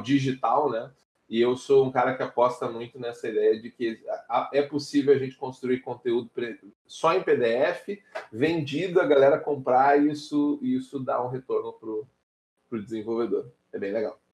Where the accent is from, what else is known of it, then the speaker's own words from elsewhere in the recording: Porto Alegre, Rio Grande do Sul, Brazil; Um pequeno mancebo aqui no sul do país. Eu sou de Porto Alegre